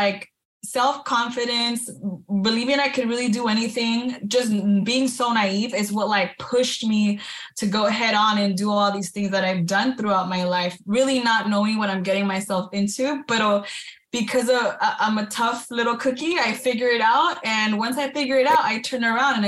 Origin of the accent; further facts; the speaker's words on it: Baldwin Park, California, United States; I was born and raised in California, in Baldwin Park, California